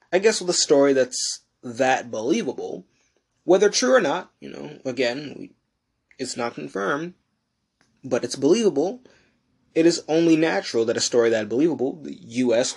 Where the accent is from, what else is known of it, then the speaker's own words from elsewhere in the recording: United States; I am American, not Western